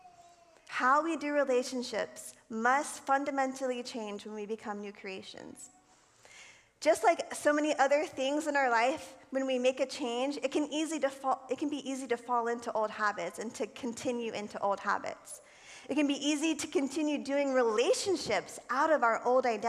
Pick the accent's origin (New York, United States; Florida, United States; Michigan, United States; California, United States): Florida, United States; I think I was probably 12 years old. I lived in Florida. I'm from Florida